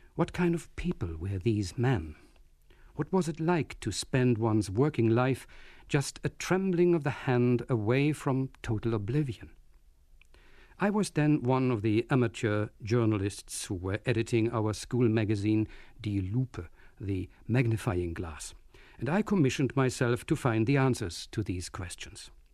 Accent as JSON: {"language": "English", "region": "Berlin", "country": "Germany", "tie": "born or raised there", "moved": "yes", "said": "my hometown of Berlin"}